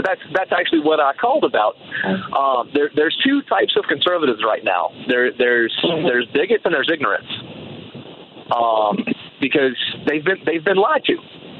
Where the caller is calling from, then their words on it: Columbia, South Carolina, United States; also born or lived in New Hampshire; I'm calling from South Carolina